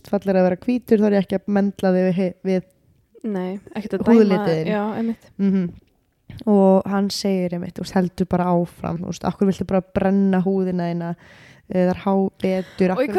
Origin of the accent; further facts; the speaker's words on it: Greece; Icelandic is a second language; Ok Ok, ég er frá Gríklandi, kærasta minn er frá Pakistan